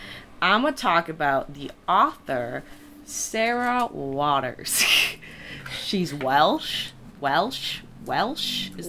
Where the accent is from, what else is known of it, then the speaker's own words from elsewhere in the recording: Australia; now in Milwaukee, United States; I'm Australian.